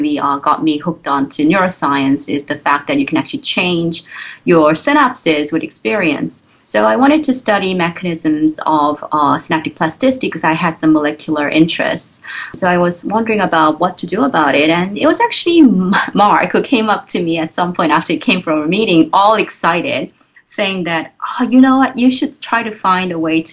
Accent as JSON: {"language": "English", "country": "South Korea", "tie": "born or raised there", "also_born_or_lived": "Providence, United States", "moved": "as an adult", "lives_now": "Baltimore, United States", "said": "So I grew up in Korea. So I spent all my, you know, student years in Korea, all the way up to the undergraduate university."}